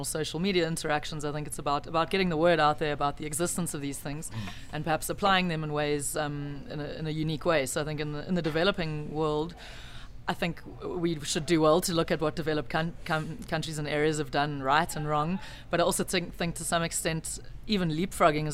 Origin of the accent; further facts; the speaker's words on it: South Africa; as a South African living on the continent